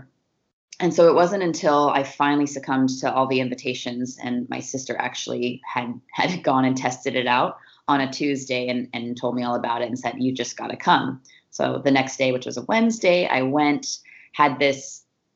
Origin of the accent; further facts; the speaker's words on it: Oregon, United States; also born or lived in Northern California; I definitely claim Oregon as my my home and my, it's really where I grew up, you know, from about 12 on